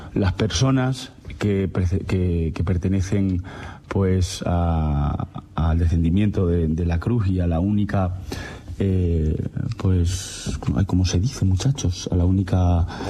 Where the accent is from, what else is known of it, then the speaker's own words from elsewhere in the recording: Peraleda de la Mata, Extremadura, Spain; mi pueblo de Peraleda de la Mata